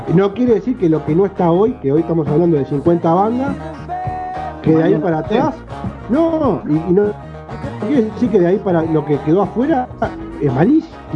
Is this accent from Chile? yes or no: no; Uruguay; vivimos acá. somos uruguayos